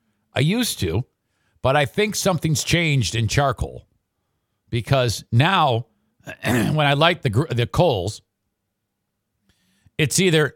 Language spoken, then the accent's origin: English; Philadelphia, Pennsylvania, United States; Hey, I'm from Philly.